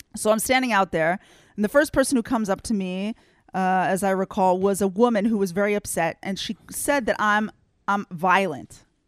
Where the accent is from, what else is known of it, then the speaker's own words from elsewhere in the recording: United States; now in Israel; I grew up in the United States with oodles of Christians who are definitely not Jews